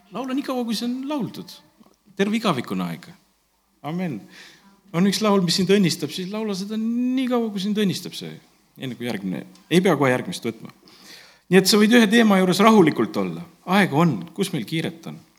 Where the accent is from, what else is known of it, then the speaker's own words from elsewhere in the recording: Estonia; also born or lived in Tallinn / Ingria (maternal ancestry, Ingrian Finn); me oleme eestlased